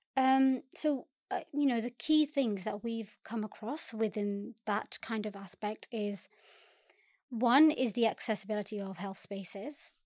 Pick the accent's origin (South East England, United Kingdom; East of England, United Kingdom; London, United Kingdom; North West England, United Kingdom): London, United Kingdom; Southall; I born and bred in South Wall, um, and I think a lot of what I do now is because of living in South Wall